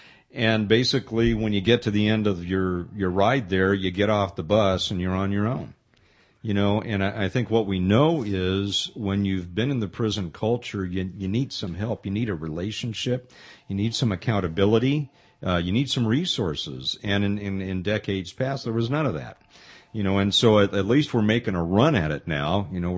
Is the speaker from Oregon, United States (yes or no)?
no; Pasadena, California, United States; I grew up in the San Gabriel Valley, Pasadena area.